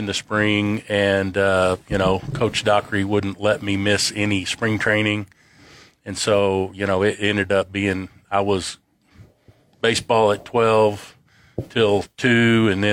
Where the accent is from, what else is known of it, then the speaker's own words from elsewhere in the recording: Lubbock, Texas, United States; I grew up on 21st in Boston